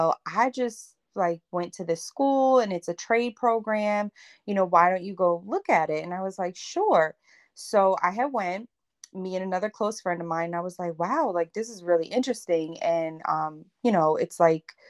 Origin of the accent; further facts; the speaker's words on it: Northern New Jersey, United States; I'm from Northern New Jersey. In a small town.